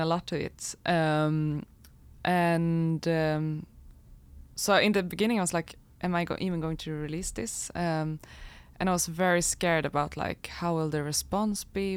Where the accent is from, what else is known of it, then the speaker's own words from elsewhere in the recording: Falun, Dalarna County, Sweden; I grew up in Falun in Dalarna, uh, kind of in the middle of Sweden.